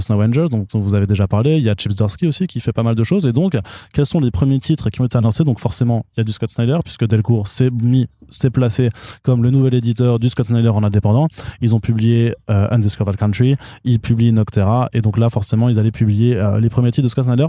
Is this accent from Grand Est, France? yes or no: yes; Alsace, Grand Est, France; also born or lived in Colmar; Je suis pas allemand, je suis alsacien